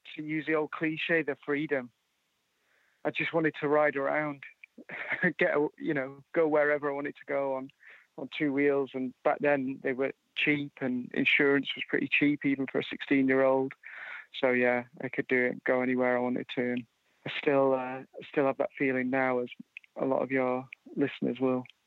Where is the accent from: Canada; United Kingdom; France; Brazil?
United Kingdom; Yorkshire and the Humber; also born or lived in Edinburgh, Scotland; I was born in Edinburgh in Scotland, but grew up in uh, in Yorkshire in England